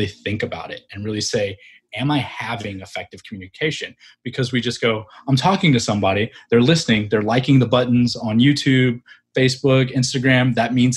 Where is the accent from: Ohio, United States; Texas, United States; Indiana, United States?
Texas, United States; Fairfield; moved away as an adult; I grew up in a small town in Texas near Dallas.